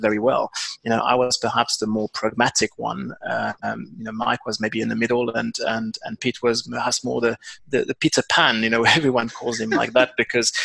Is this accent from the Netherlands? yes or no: no; France; moved away as an adult; also born or lived in London; now in South Africa; being obviously a Frenchman myself